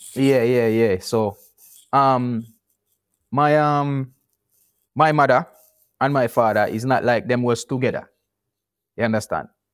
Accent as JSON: {"language": "English", "town": "Kingston", "country": "Jamaica", "tie": "born or raised there", "also_born_or_lived": "Portland, Jamaica", "said": "moved to, um, Kingston from Portland at one year old"}